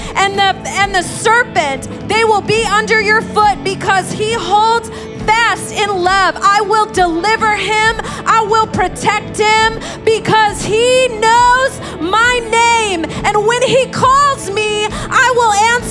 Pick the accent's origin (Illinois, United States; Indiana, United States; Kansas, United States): Indiana, United States; moved away as an adult; now in New York, United States; I'm from Indiana.